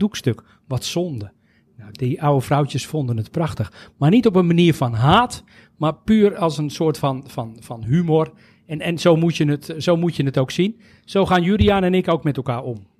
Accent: Netherlands; wij als Nederlanders

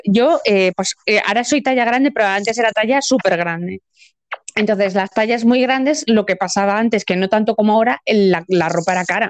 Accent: Spain

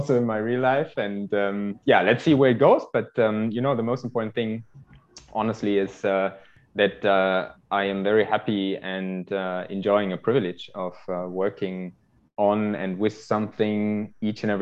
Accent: close to Düsseldorf, North Rhine-Westphalia, Germany; moved away as an adult; now in Zurich, Switzerland; I come originally from Germany, close to Düsseldorf. And I live in Switzerland now, in Zurich, since 6 years.

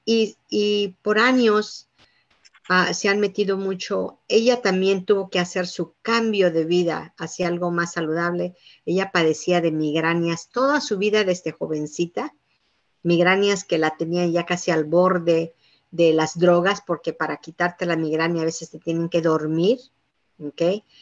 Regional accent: Yucatán, Mexico; moved away; somos originarios de Yucatán

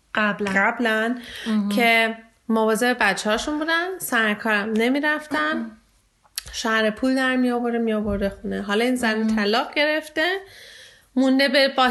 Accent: Iran; now in Germany; ایرانی هستم

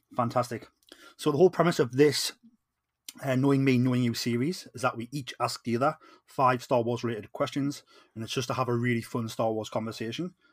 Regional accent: Geordie, North East England, United Kingdom; I am the …

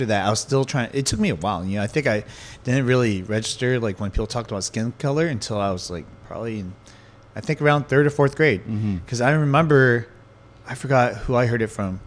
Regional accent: Santa Ana, California, United States; I grew up in Santa Ana

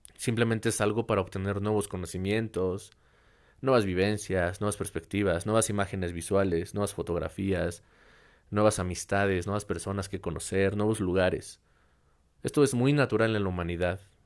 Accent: Mexico; aquí en, en México, en mi país

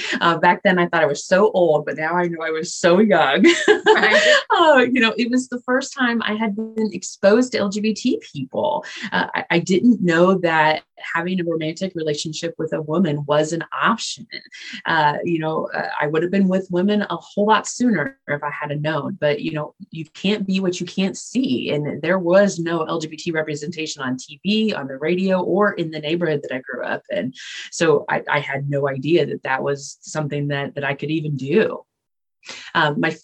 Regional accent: Indianapolis, Indiana, United States; Indianapolis is where I was born and raised

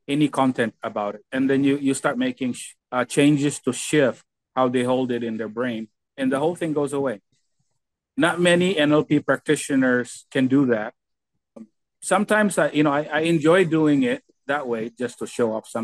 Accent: Philippines; now in United States; For example, me, I have

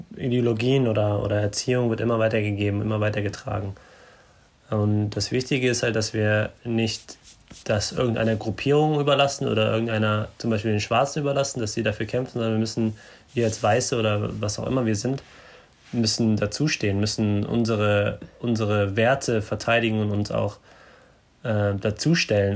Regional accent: Germany; bei uns in Deutschland

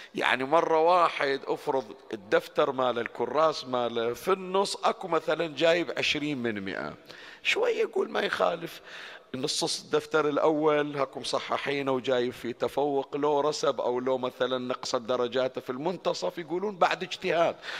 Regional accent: Bahrain; عندنا بالبحرين

